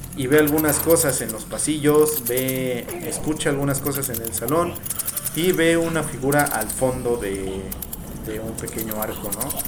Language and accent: Spanish; Mexico; en mi país